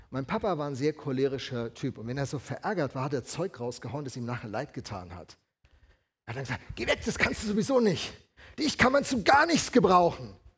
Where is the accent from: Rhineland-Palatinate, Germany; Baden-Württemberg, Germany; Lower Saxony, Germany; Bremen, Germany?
Rhineland-Palatinate, Germany; Alzey; moved away; bin äh, aufgewachsen in der Gegend von Alzey, Rheinhessen